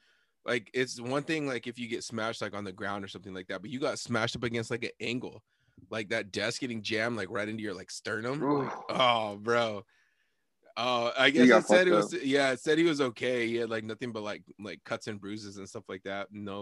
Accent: Sunnyside, United States; I grew up in Sunnyside, like 95% Mexican

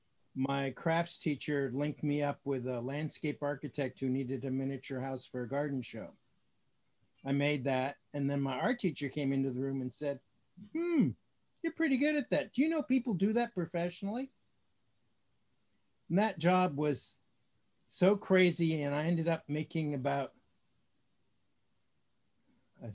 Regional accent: California, United States; also born or lived in New York City, United States; now in Puget Sound area, United States; grew up in California

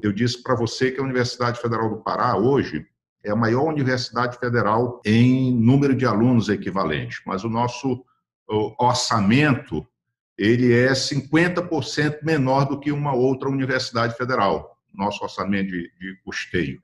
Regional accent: Belém, Pará, Brazil; also born or lived in São Paulo; eu sou paraense, apesar de não ter o tipo físico do paraense, nascido e criado aqui em Belém do Pará

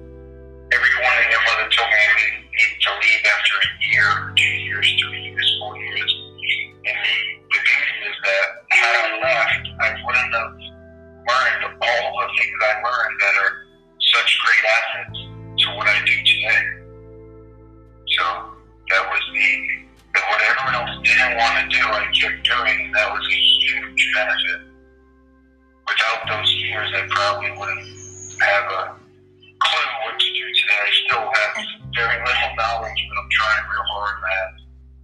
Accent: Mount Holyoke, Massachusetts, United States; I grew up in Mount Holyoke, in Massachusetts

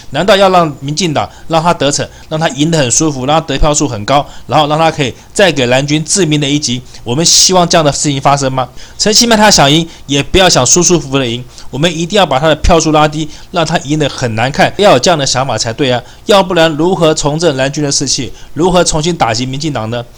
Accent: Taipei, Taiwan; 我是台北人

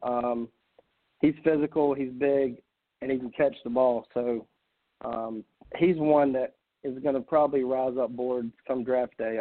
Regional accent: South Carolina, United States; I'm from South Carolina

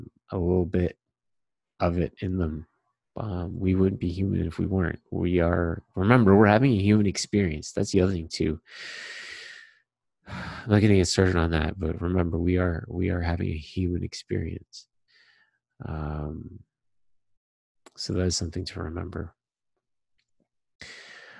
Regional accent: Toronto, Ontario, Canada; also born or lived in Trinidad (ancestry); I was born in Toronto

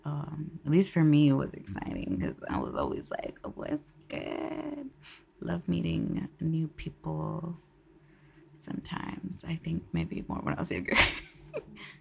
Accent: Concord, California, United States; moved away as an adult; now in San Francisco, United States; growing up in Concord, I was raised on Monument Boulevard

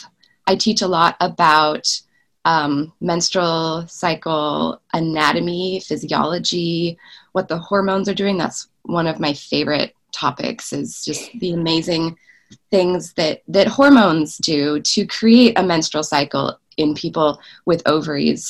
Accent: Willamette Valley, Oregon, United States; moved away as an adult; now in Davis, United States; I'm originally from Oregon, from the Willamette Valley, about 9 hours drive north of where I'm living currently

